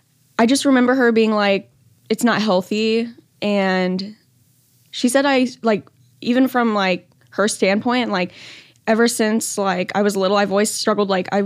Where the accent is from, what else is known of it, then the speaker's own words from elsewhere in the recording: Pearland, Texas, United States; I am 16. I'm from Pearland, Texas.